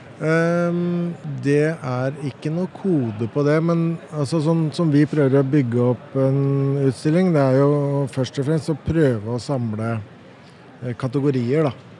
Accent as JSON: {"language": "Norwegian", "region": "Oslo", "country": "Norway", "tie": "born or raised there", "said": "jeg har vokst opp på Nordstrand"}